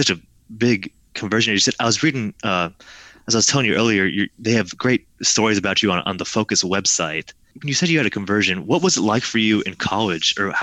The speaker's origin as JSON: {"language": "English", "region": "Middle Tennessee", "country": "United States", "tie": "born or raised there", "said": "I grew up here in Middle Tennessee"}